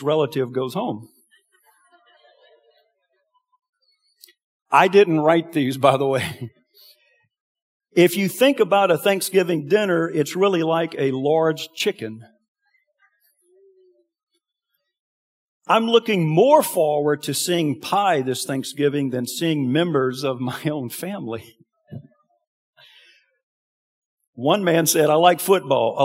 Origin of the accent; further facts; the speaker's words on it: Franklin, Louisiana, United States; now in Lafayette, United States; I'm from Franklin, and we had, my mom had two sisters, one here in Lafayette and one in Franklin where I'm from.